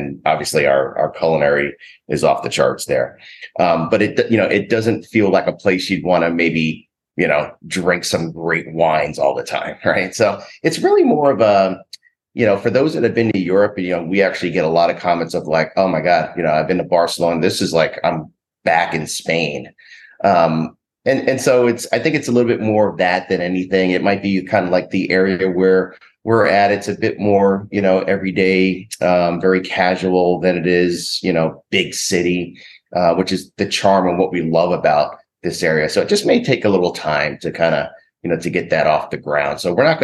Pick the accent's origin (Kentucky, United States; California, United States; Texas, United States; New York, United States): New York, United States; New York City; moved away; I'm from Queens, New York